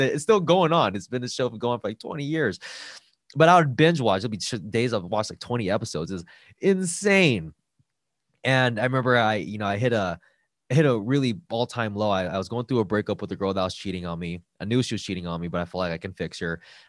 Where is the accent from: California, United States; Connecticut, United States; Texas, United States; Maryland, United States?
California, United States; Los Angeles; I grew up in East LA, and I came from a household that had domestic violence.